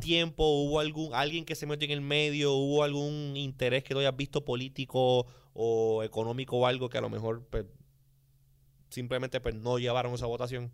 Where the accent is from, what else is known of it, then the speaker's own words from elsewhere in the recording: Puerto Rico; nosotros aquí en Puerto Rico